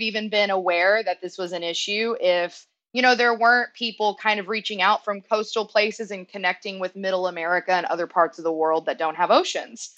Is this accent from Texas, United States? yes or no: yes; Northeast Texas, United States; I grew up in Northeast Texas. So mm-hmm. I grew up on the border of Louisiana